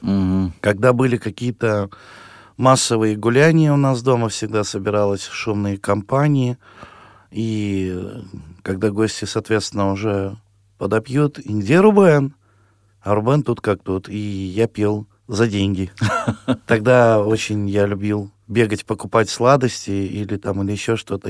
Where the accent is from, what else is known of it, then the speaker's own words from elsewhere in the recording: town of Cherdyn, Perm Krai, Russia; also born or lived in Tolyatti; now in Samara Oblast, Russia; Я родился в, в Пермском крае, город Чердань в 1978 году в цыганской семье